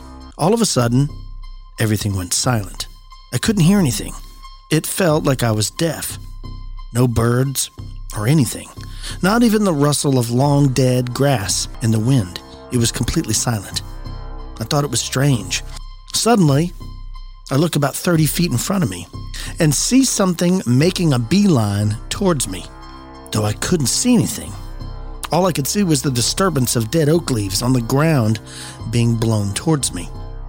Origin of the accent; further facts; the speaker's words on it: Somerset, California, United States; I grew up in Somerset, California, in an unincorporated part of El Dorado County. We lived on 5 acres.